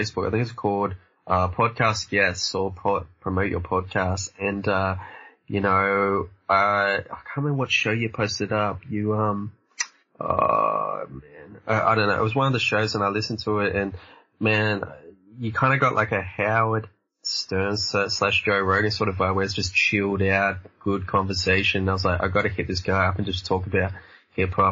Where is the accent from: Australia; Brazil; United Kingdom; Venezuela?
Australia; I'm like Australia